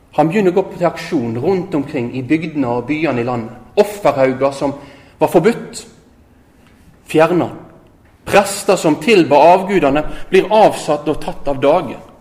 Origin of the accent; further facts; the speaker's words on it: Øygarden, Vestland, Norway; moved away as an adult; also born or lived in Oslo / Tromsø; Jeg er født og oppvoksen i Øygarden utafor Bergen her